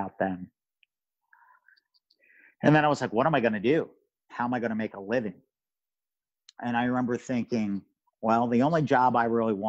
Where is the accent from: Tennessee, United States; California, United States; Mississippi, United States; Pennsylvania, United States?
Pennsylvania, United States; Philadelphia; moved away as an adult; I thought I did everything I could possibly do in my hometown